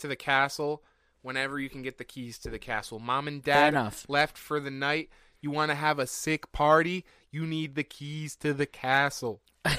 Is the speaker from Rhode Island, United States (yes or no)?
yes; Rhode Island, United States; I'm not from the area at all. Like, okay. I'm from Rhode Island.